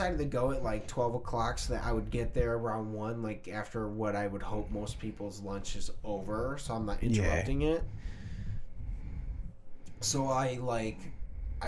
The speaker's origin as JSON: {"language": "English", "country": "United States", "said": "as an American"}